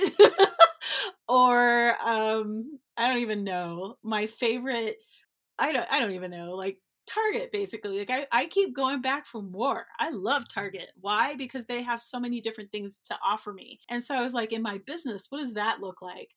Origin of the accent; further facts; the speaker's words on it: Denver, the West, United States; now in Denver, United States; I'm not East Coast, I'm from the West," and not West Coast, but from the West, like Montana, Wyoming, Colorado kind of vibe.